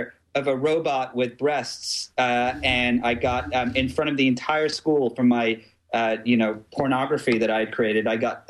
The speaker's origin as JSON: {"language": "English", "region": "England", "country": "United Kingdom", "tie": "born or raised there", "said": "I grew up in England, and I went to a private school called Barnard Castle, and then I got expelled."}